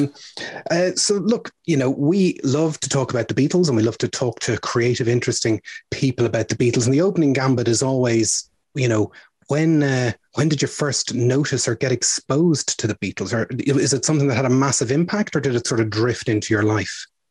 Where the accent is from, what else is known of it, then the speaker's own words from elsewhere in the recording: Ireland; as an Irish person